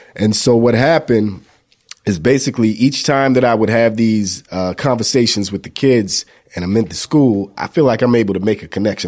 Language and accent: English; Newport News, Virginia, United States; now in Atlanta, United States; I'm, uh, out of Atlanta, Georgia, but I'm actually from Newport News, Virginia